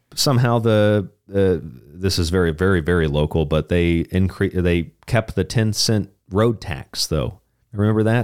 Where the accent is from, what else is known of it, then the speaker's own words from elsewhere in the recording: Florida, United States; Florida, my home state